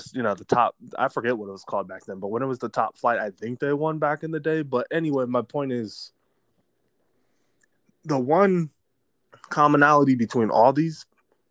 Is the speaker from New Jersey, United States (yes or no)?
no; Pittsburgh, Pennsylvania, United States; moved away; we're originally from Pittsburgh